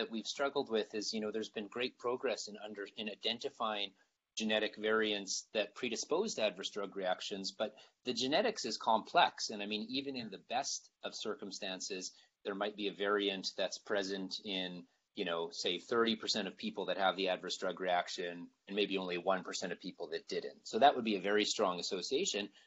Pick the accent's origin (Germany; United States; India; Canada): Canada; I think uh, as Canadian scientists, we always face the challenge of, of limiting funding